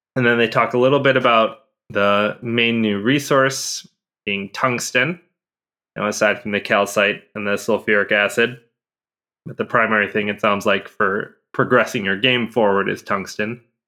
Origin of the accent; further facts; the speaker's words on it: Chicago, Illinois, United States; as a Chicagoan